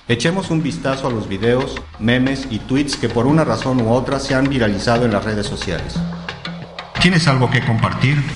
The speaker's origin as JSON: {"language": "Spanish", "region": "Aguascalientes", "country": "Mexico", "said": "Yo vengo de Aguascalientes y ellos tenían unos contenedores bastante grandes en donde ponían la basura"}